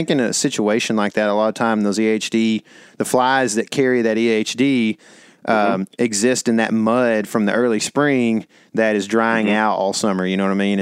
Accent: Lake Fork, Texas, United States; We grew up on Lake Fork

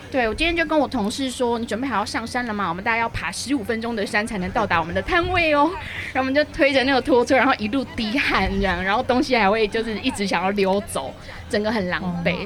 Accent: Tainan, Taiwan; moved away; 因为我是台南人，但是我在外面鬼混太久，然后我刚回来台南的第一年

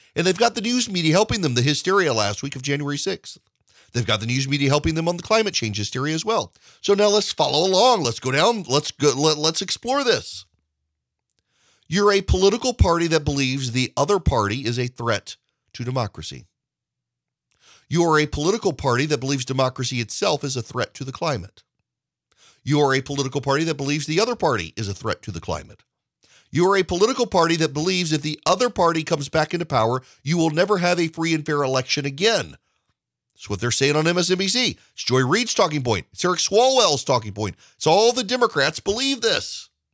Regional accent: Georgia, United States; Georgia, my home state

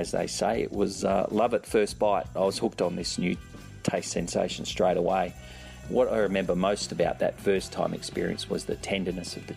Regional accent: Perth, Western Australia, Australia; moved away as an adult; also born or lived in London, United Kingdom; now in Sydney, Australia; currently I live in Sydney, Australia, which is on the other side of the country, about 4,000 kilometres or 2,500 miles away from where I grew up in Perth

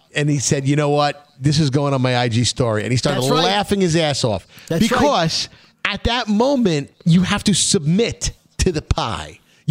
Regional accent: New York City, New York, United States; you know that we're both from Brooklyn, born

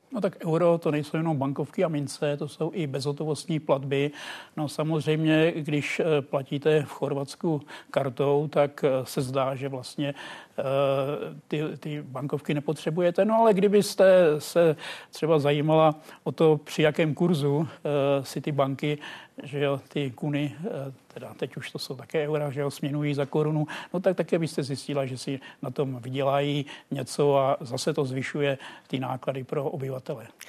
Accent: village near Plačice, Hradec Králové Region, Czechia; já pocházím ze Snice

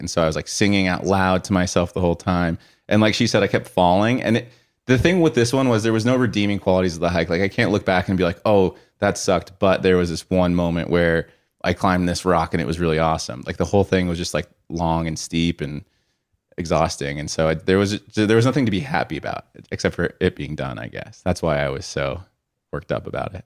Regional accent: Colorado, United States; growing up in Colorado

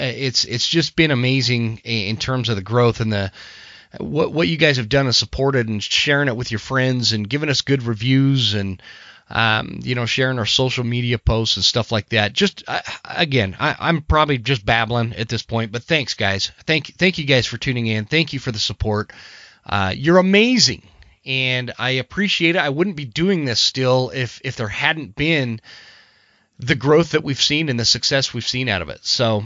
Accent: Draper, Utah, United States; when I grew up in Draper, it was like this little teeny town in the corner of the Salt Lake Valley

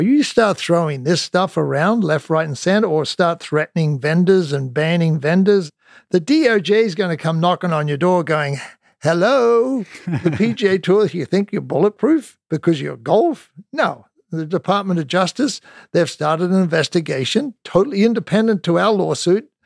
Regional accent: Australia; moved away as an adult; I came from Australia

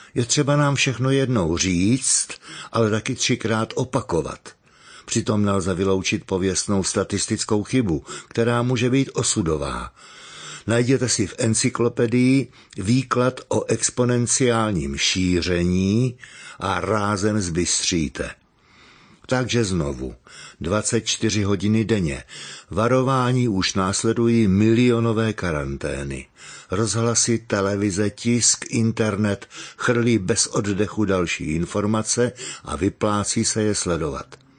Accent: Hradec Králové, Hradec Králové Region, Czechia; U nás v Hradci

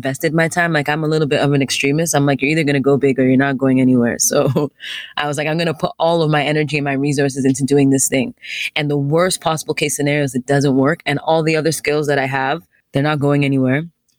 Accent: Nigeria; I'm a Nigerian, so it's not like I had never been there before, you know, spent time there, extended periods of time there.

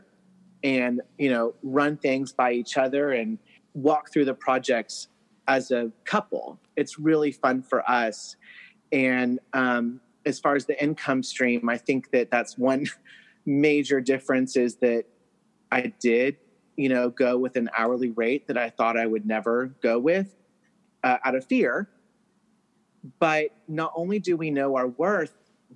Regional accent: Texas, United States; now in Tennessee, United States; I'm from Texas, so I grew up, you know, thinking that everything is bigger in Texas. But then I came to Tennessee

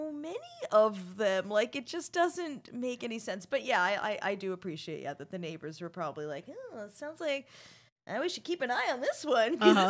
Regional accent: Canada

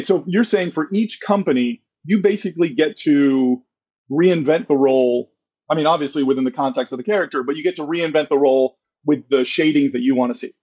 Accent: Florida, United States; I grew up in Florida

